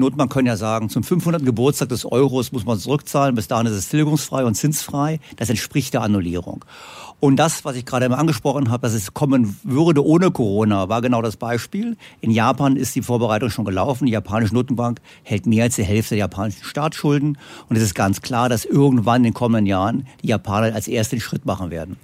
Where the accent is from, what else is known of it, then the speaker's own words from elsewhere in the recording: Germany; Bei uns in Deutschland